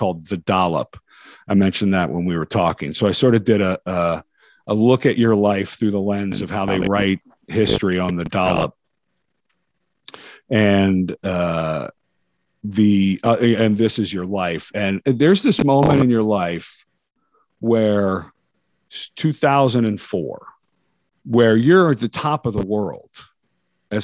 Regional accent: Washington, District of Columbia, United States; I'm a kid from DC. I grew up watching you on Channel 7

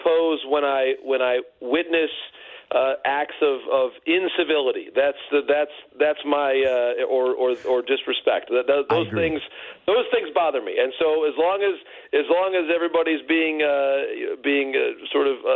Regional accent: Detroit, Michigan, United States; my hometown here, you know, here in Michigan and in Detroit

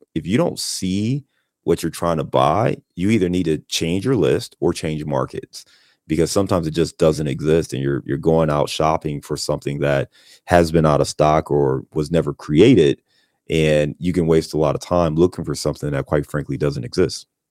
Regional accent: Cleveland, Ohio, United States; also born or lived in Chicago; now in Cincinnati, United States; I'm from Cleveland, born and raised in Cleveland.

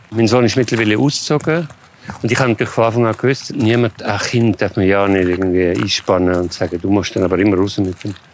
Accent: Salzburg, Austria; ich bin auf dem Land aufgewachsen und ich bin immer in der Natur gewesen, im Waldhaus und Salzburg.

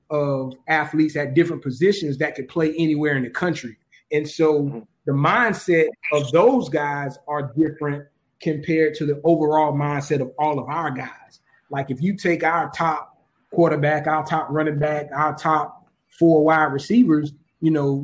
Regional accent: Orangeburg, South Carolina, United States; moved away; a position came open at South Carolina State in my hometown of Orangeburg

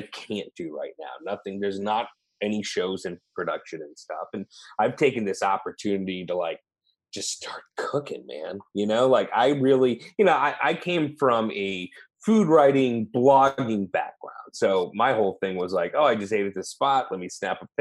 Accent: St. Louis, Missouri, United States; moved away as an adult; also born or lived in Los Angeles; now in Austin, United States; I grew up in St. Louis, and like when I moved to Los Angeles

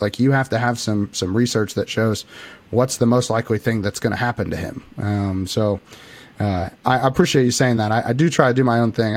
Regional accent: Illinois, United States; I'm actually from Illinois. I live right in the middle of Illinois, uh, very very tiny town

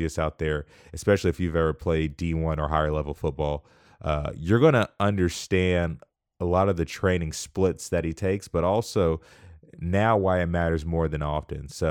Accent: Wichita, Kansas, United States; I'm from Wichita.

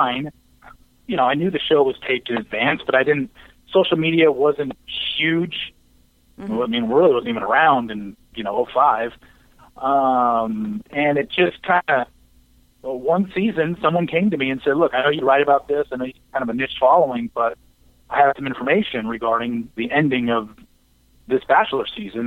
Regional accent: Orange County, Southern California, United States; moved away as an adult; also born or lived in Los Angeles, California; now in Frisco, United States; I'm a Southern California guy. Grew up there, raised in Orange County, went to college in L.A.

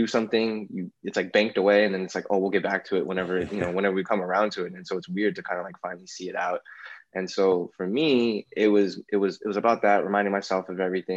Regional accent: Alameda, California, United States; I grew up in Alameda, which is like a small, I used to think it was like the weakest city ever

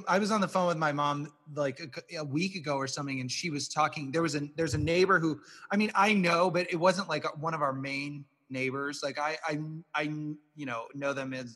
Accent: Omaha, Nebraska, United States; moved away as an adult; we're both from Nebraska, we both grew up in Omaha, we went to the University of Nebraska, and then we moved away

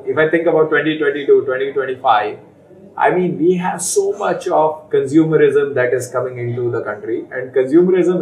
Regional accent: Faridabad, Haryana, India; I grew up in Faridabad, which is known as the manufacturing hub for the longest time in the country.

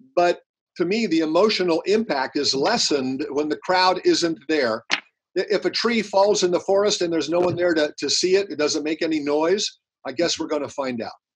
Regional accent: Pasadena, California, United States; my hometown of Pasadena

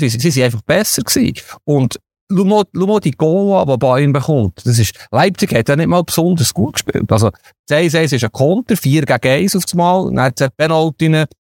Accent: Switzerland; wir Schweizer Journalisten

